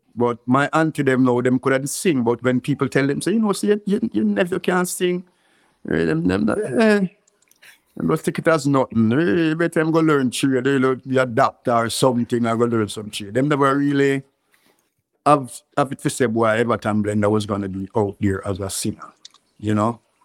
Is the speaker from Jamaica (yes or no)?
yes; Kingston, Jamaica; also born or lived in Clarendon, Jamaica; I live um, Clarendon when I was one year and six months, but I grew up in um, in Kingston